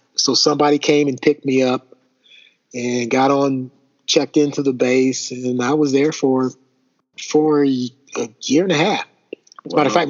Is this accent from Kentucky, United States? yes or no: yes; Elizabethtown, Kentucky, United States; moved away as an adult; also born or lived in Italy